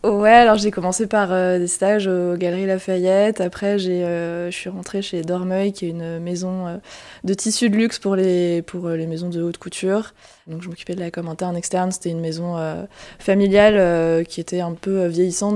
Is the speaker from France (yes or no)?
yes; Strasbourg, Grand Est, France; moved away as an adult; also born or lived in Milan / Toulouse; now in Paris, France; je viens de Strasbourg, de l'Alsace